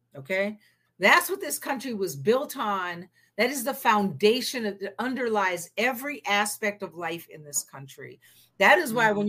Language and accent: English; the Northwest, Pacific Northwest, United States; I'm from the Northwest, so my parents' marriage wasn't illegal